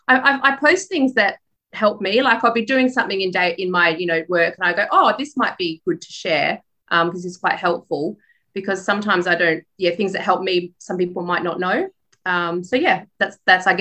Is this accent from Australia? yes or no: yes; Perth, Western Australia, Australia; born or raised there; accent: Australian; also born or lived in Poland